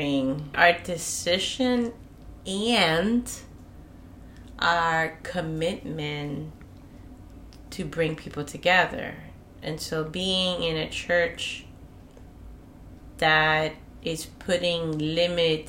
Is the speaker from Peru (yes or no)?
yes; Peru; now in United States; I'm from Peru